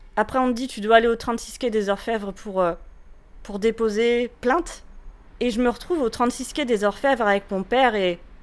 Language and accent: French; France; also born or lived in Paris; now in Rennes, France; Je suis française, c'est quelque chose qui est plus qu'important pour moi.